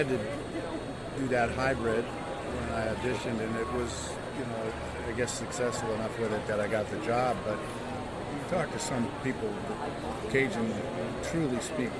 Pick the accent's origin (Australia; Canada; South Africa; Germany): Canada; London, Ontario; also born or lived in Toronto; now in San Diego, United States; I was born in Toronto and grew up in a town called London, Ontario.